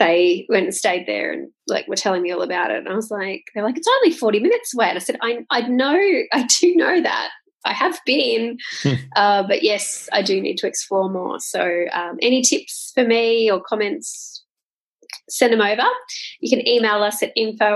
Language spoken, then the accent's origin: English; Sydney, New South Wales, Australia; also born or lived in Melbourne; now in Gold Coast, Australia; I am originally from Sydney. Have lived in Melbourne.